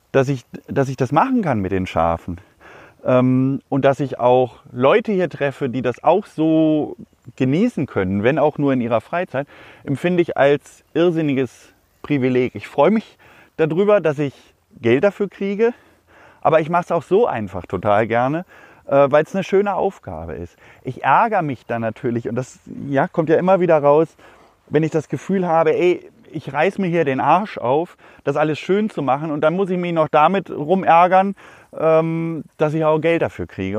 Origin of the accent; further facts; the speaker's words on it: Hanover, Lower Saxony, Germany; ich komme eigentlich ursprünglich aus der Stadt, aus Hannover. Ich bin komplett in der Stadt groß geworden.